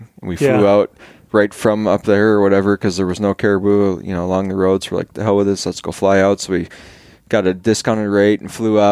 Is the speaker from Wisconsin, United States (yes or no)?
yes; central Wisconsin, United States; moved away as an adult; I grew up in central Wisconsin